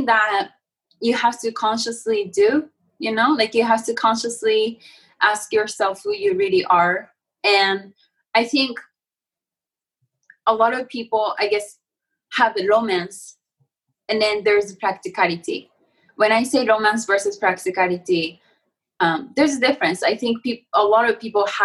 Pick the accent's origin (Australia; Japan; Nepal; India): Japan; I'm from Japan and I have this like a Zen sort of way of upbringing